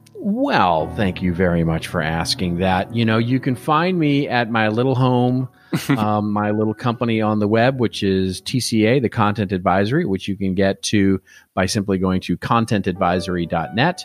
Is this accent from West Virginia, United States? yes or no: no; Texas, United States; I grew up in Texas